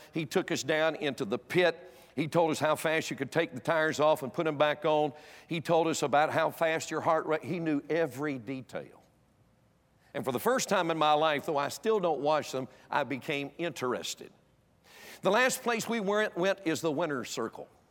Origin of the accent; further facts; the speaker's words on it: North Carolina, United States; moved away; I was born and raised in North Carolina